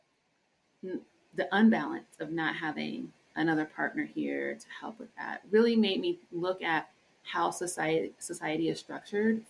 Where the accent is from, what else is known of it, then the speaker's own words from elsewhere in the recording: Colorado, United States; I'm first generation born in Colorado